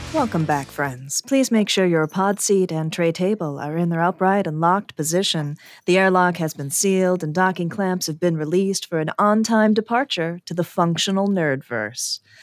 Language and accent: English; Chicago, Illinois, United States; I am from Chicago, and self-dealing is an ancient tradition amongst our people